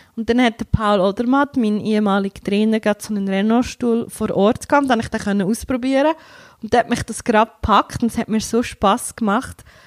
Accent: Entlebuch, Lucerne, Switzerland; now in Wauwil, Switzerland; komme aus Wauwil, aber ursprünglich bin ich im Entlebuch aufgewachsen

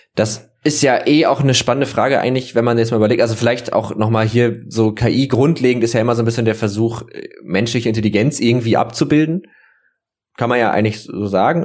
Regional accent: Northern Germany, Germany; ich bin Norddeutscher schon mein ganzes Leben lang

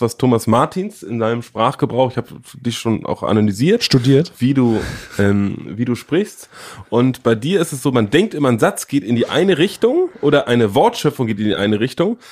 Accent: Northern Germany, Germany; in meinem norddeutschen Leben

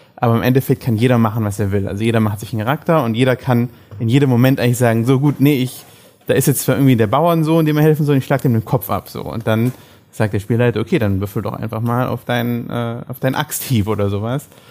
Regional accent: Germany; dass wir da als Deutsche

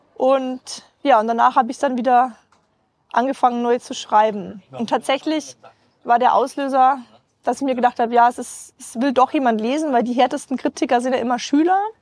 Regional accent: Rosenheim, Bavaria, Germany; ich bin gebürtige Rosenheimerin

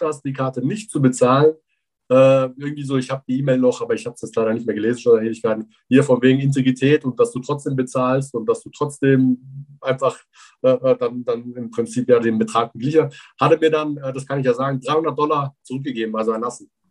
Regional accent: Füssen, Bavaria, Germany; ich bin in Allgäu groß geworden, genauer gesagt in Füssen

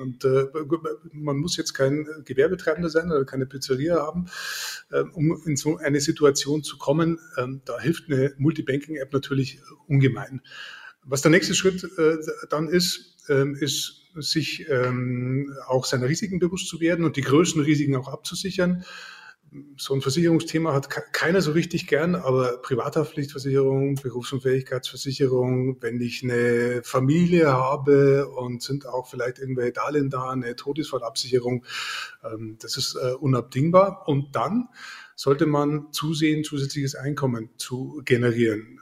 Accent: Germany; bei uns in Deutschland

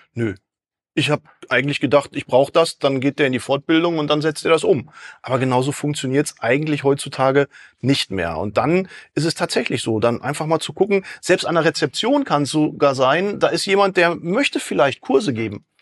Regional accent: Dortmund, North Rhine-Westphalia, Germany; ich komme aus Dortmund

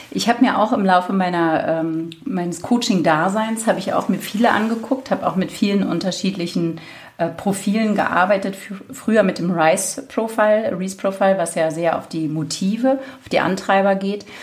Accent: Berlin, Germany; Ich ähm, bin Berlinerin, von daher äh, darf man da ruhig auch ein bisschen Schnauze haben sozusagen.

